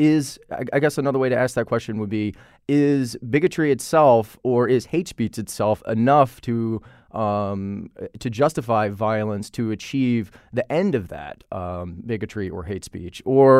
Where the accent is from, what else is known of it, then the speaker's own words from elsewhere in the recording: Virginia, United States; I grew up in Virginia, and one of the things that I remember hearing was that states' rights, the Civil War is fought over states' rights